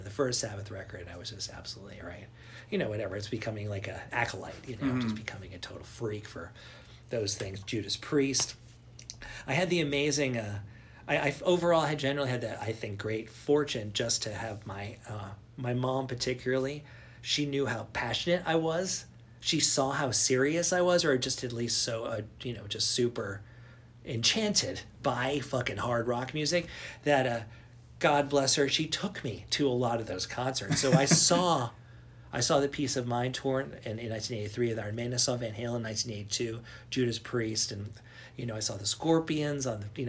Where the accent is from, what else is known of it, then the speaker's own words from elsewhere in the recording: New York City, New York, United States; I grew up in Manhattan